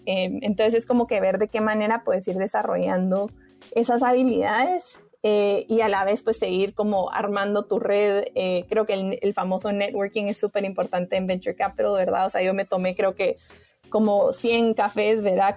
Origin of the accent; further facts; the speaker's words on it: Guatemala; yo soy de Guatemala